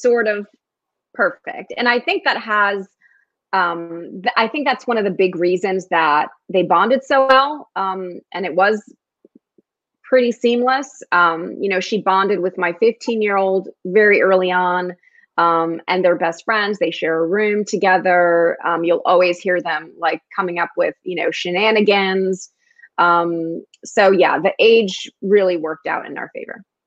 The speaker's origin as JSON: {"language": "English", "town": "Newark", "region": "New Jersey", "country": "United States", "tie": "born or raised there", "also_born_or_lived": "New York", "first_language": "Spanish", "second_language": "English"}